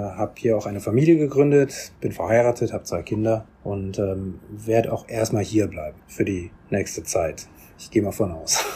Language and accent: German; Bonn, North Rhine-Westphalia, Germany; moved away as an adult; now in South Korea; Ich bin in Bonn aufgewachsen